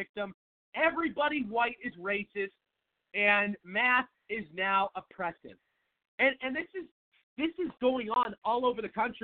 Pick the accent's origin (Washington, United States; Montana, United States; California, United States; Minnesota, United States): Washington, United States; Seattle; moved away as an adult; now in Phoenix, United States; I am from Seattle, Washington, live in Phoenix, Arizona, lived in Phoenix for about 7 years, grew up in Seattle